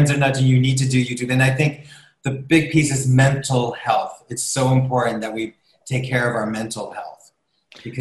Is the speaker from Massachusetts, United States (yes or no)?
no; New York, United States; As a New Yorker